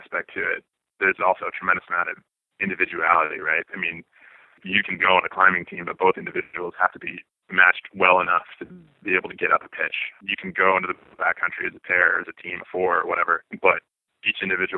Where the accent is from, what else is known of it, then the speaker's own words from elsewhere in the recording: South Dakota, United States; moved away; growing up in South Dakota